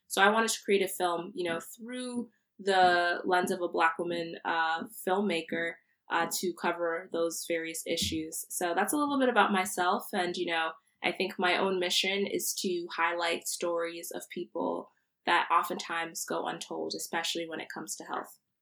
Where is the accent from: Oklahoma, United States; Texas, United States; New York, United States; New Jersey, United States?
New Jersey, United States; central; moved away as an adult; now in Providence, United States; I'm from central New Jersey. Uh, my parents are Nigerian, uh, but I was born here, so I identify as a Nigerian American woman